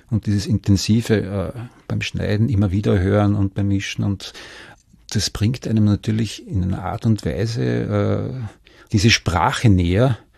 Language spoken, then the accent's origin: German; Vienna, Austria; Ich stamme aus Wien